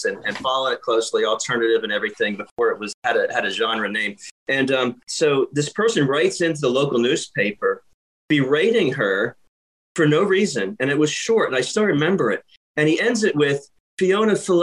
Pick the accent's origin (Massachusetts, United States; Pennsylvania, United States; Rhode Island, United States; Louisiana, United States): Pennsylvania, United States; Lehigh Valley; Jim and I grew up in around the Lehigh Valley, the New Jersey PA border here